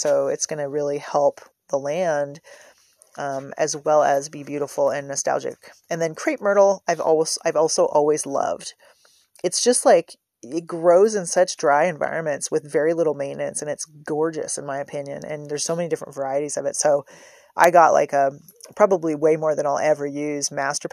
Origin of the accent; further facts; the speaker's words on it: San Francisco Bay Area, California, United States; moved away; I'm from the San Francisco Bay Area